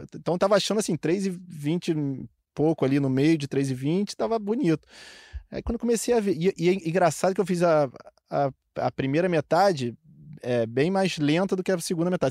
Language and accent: Portuguese; Niterói, Rio de Janeiro, Brazil; Eu sou de Niterói